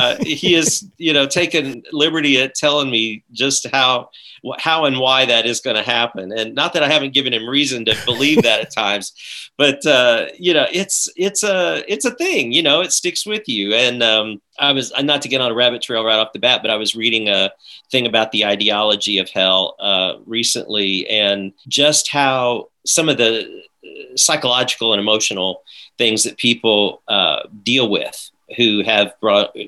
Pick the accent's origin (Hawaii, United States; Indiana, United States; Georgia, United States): Indiana, United States; Evansville; now in Nashville, United States; I grew up in Evansville, of course, and it was a great place to grow up